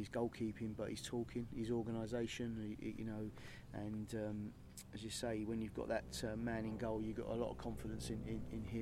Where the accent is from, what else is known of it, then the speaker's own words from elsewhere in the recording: St Albans, East of England, United Kingdom; I'm from St Albans